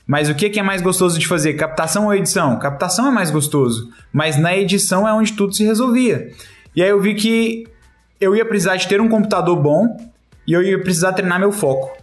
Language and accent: Portuguese; Brazil; somos brasileiros